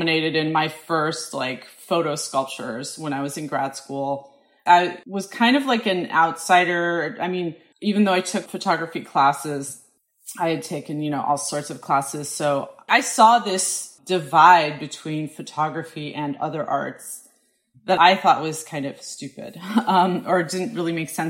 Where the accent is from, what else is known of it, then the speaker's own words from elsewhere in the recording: Colorado, United States; moved away as an adult; also born or lived in Syracuse, New York / Hudson, New York; now in Brooklyn, United States; I grew up in Colorado, and our family spent a lot of time hiking